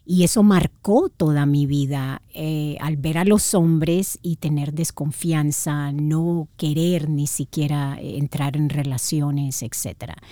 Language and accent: Spanish; Managua, Nicaragua; born there; Bueno, nací en Nicaragua, Managua, Nicaragua, Centroamérica, y tuve una niñez muy, muy linda.